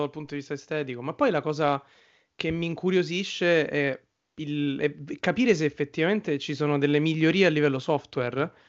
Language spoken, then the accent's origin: Italian; Rome, Lazio, Italy; io e Giorgio siamo di Roma